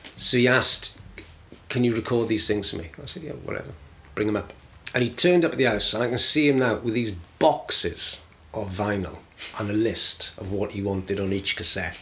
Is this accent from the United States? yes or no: no; Aberdare, Wales, United Kingdom; also born or lived in London; now in Masterton, New Zealand; I grew up in a, a South Wales mining town called mm. Aberdare